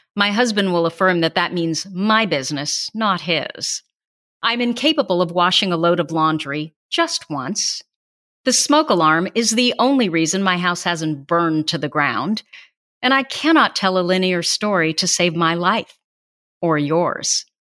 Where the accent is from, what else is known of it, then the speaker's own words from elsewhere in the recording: Burlingame, United States; As a child, they called me the … after my hometown